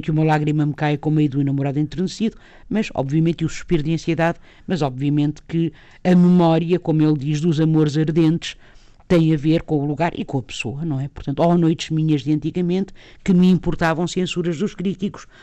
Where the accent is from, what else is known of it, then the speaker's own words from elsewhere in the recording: Lisbon, Portugal; eu própria sou do Sul, não é? Sou de, de Lisboa